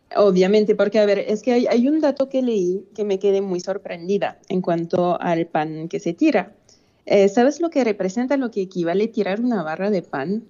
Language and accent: Spanish; France; como francesa